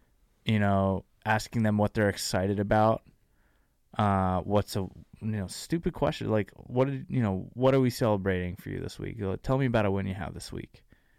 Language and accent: English; New Jersey, United States; moved away as an adult; now in San Diego, United States; Dude, I'm from New Jersey.